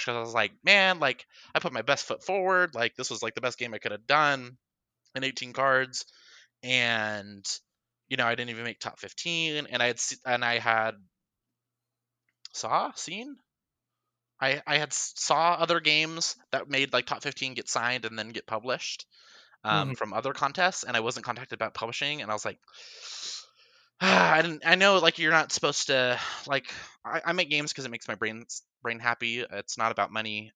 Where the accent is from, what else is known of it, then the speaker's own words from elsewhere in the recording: Reno, Nevada, United States; moved away; in Reno, which is actually my hometown